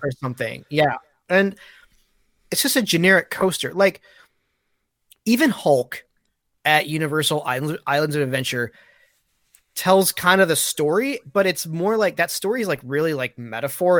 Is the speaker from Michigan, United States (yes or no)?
yes; Michigan, United States; I'm, I'm from Michigan